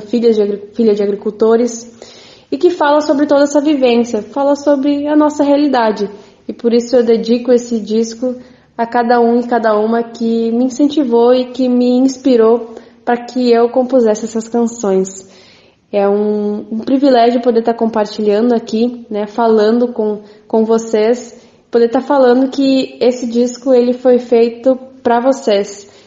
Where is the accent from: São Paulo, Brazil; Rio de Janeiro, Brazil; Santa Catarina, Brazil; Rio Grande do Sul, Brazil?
Rio Grande do Sul, Brazil; Venâncio Aires; da minha comunidade, onde eu nasci, que é Linha Andrés, interior aí de Venâncio